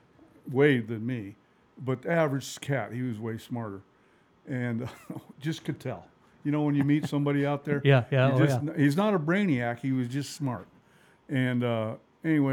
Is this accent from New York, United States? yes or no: no; Helena, Montana, United States; I was born in Helena, Montana.